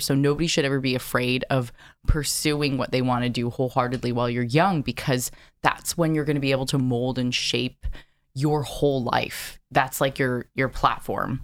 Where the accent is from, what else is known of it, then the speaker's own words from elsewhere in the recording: Carlsbad, California, United States; also born or lived in San Diego, California; I grew up in Carlsbad, which is right next to Del Mar